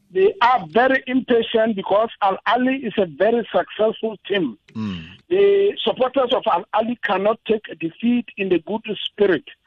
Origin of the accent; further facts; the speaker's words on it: Ghana; I'm a Ghanaian. Oh yeah. Ghanaians we say Chale.